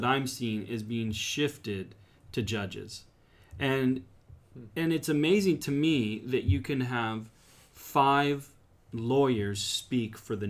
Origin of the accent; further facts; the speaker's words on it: United States; now in Canada; As an American